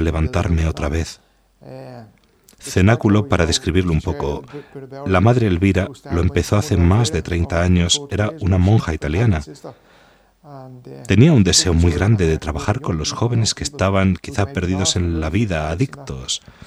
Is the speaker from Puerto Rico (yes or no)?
no; Dublin, Leinster, Ireland; Spanish is a second language; soy de Dublín